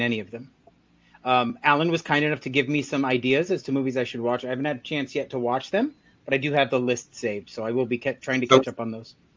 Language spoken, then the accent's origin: English; United States; I grew up in America